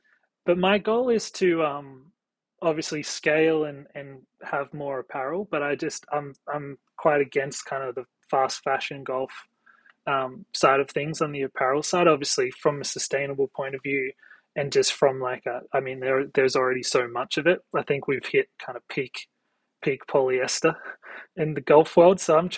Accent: Australia; now in New York, United States; You know, I moved from Australia to New York for a job, and I had a really successful career here in New York

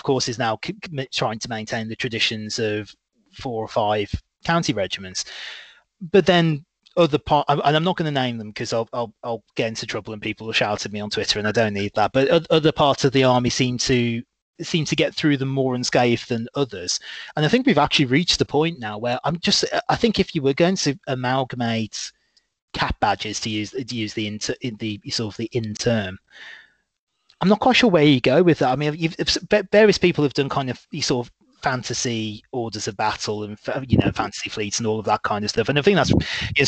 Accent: Midlands, United Kingdom; I'm very proudly from the Midlands. I'm not from the North or the South. I'm a Midland born lad.

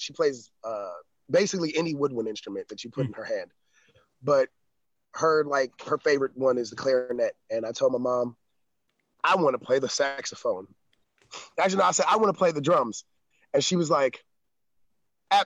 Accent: Atlanta, Georgia, United States; also born or lived in Chicago; now in Tennessee, United States; I'm from the South. I'm from Atlanta, Georgia

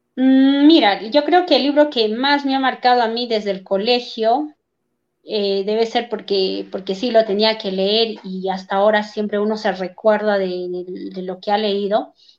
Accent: Huancayo, Junín, Peru; un baile tradicional de aquí de Huancayo que siempre festejamos en el mes de julio

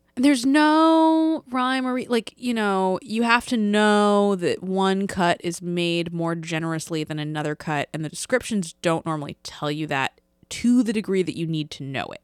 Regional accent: East Coast, United States; growing up on the East Coast

